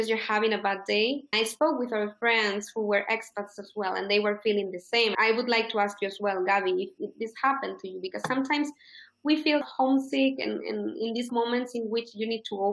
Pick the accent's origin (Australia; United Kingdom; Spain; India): Spain; first language Spanish; English is a second language; also born or lived in United States; In Spain, we study English from preschool